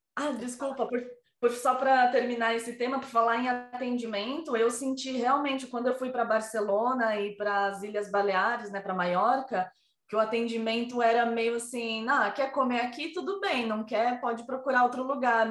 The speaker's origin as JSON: {"language": "Portuguese", "country": "Brazil", "moved": "yes", "lives_now": "Spain", "said": "eu sou brasileira"}